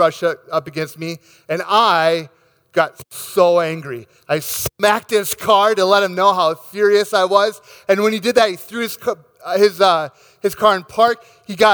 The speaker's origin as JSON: {"language": "English", "town": "Rochester", "region": "Minnesota", "country": "United States", "tie": "born or raised there", "said": "my hometown of Rochester, Minnesota"}